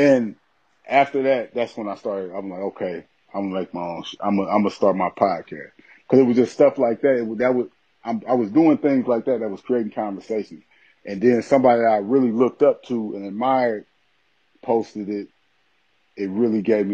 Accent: Aurora, Illinois, United States; also born or lived in Alton, Illinois; I grew up in outside Chicago in Aurora, Illinois. And that's where I grew up at. I went to grammar school and everything like

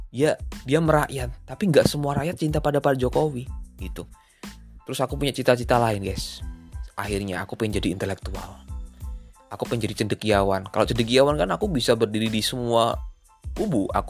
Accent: Semarang, Central Java, Indonesia; kalau di tempat di kota aku kan Semarang ya jadi aku seneng PSIS gitu kan

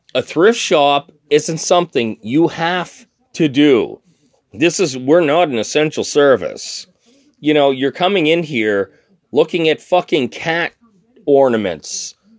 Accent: Canada; I'm Canadian

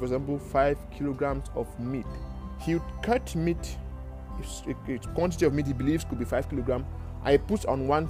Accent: Cameroon; moved away; I am from Cameroon in Africa.

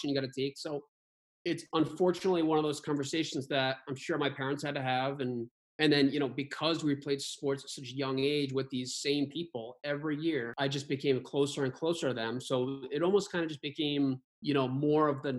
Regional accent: Barrington, United States; kids I grew up with in Barrington

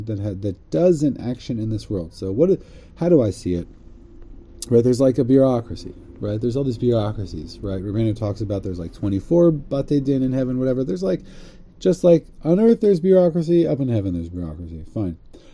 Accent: United States; growing up in America

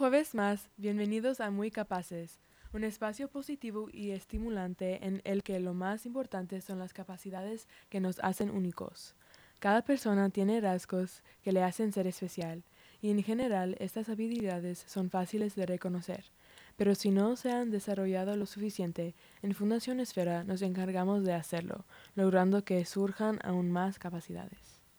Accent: United States; Spanish is a second language; somos de los Estados Unidos

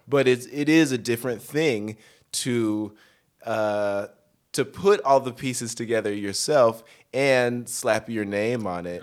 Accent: Denver, Colorado, United States; moved away as an adult; also born or lived in Northern California; now in Los Angeles, United States; I grew up in Denver.

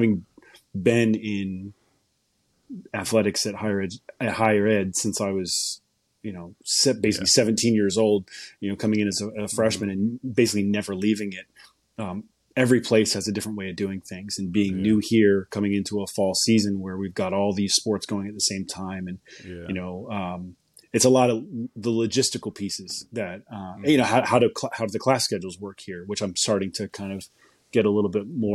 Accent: New England, United States; also born or lived in upper Midwest; now in Pittsburgh, United States; I grew up in New England

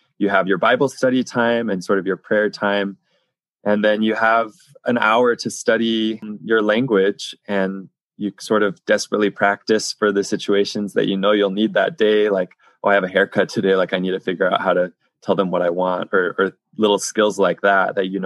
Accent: United States; moved away as an adult; I was from America

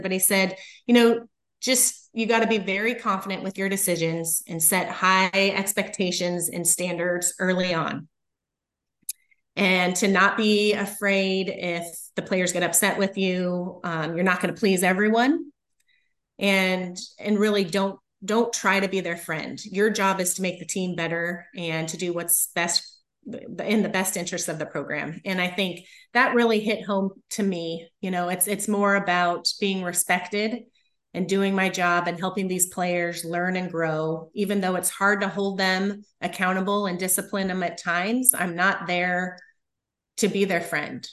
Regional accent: Littleton, Colorado, United States; moved away as an adult; now in Kansas, United States; I grew up in outside of Denver, Colorado, in Littleton

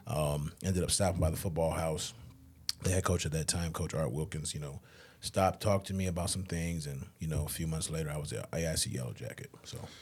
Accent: Springfield, Massachusetts, United States; I grew up outside of Springfield.

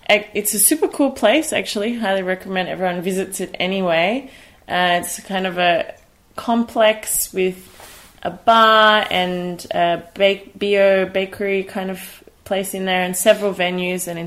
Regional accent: Sydney, New South Wales, Australia; moved away as an adult; now in Berlin, Germany; I grew up in Sydney, which is a city, but in the south, which is not okay very dense.

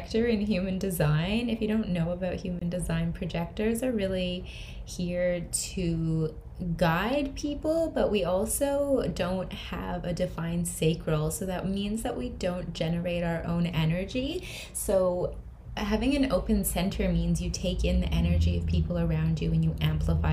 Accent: Canada; moved away; I'm from Canada originally

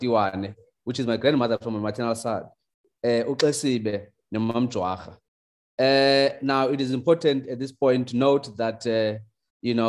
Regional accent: Mthatha, Eastern Cape, South Africa; English is a second language; I am born from Ngangane village in Umtata, Eastern Cape

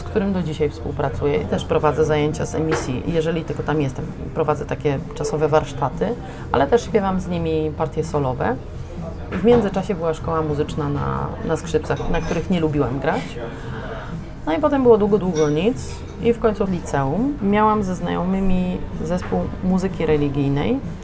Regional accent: Limanowa, Lesser Poland, Poland; now in Wrocław, Poland; Ja pochodzę z Limanowej, to jest miejscowość koło Nowego Sącza na południu Polski.

